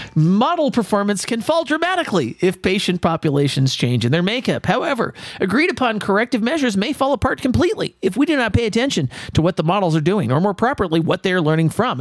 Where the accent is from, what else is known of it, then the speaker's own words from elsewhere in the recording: California, United States; I'm from California